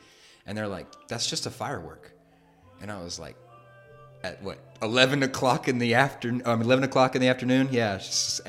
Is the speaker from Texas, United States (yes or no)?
yes; Texas, United States; moved away; also born or lived in Mexico; I'm from Texas